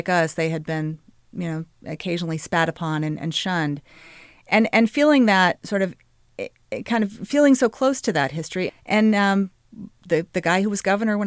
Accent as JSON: {"language": "English", "town": "Little Rock", "region": "Arkansas", "country": "United States", "tie": "born or raised there", "said": "I grew up in Little Rock, Arkansas."}